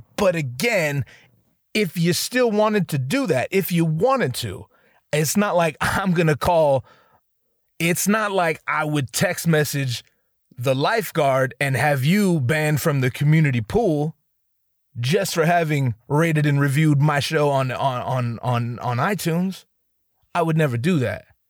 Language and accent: English; Northern California, United States; I didn't grow up in Southern California. I grew up in Northern California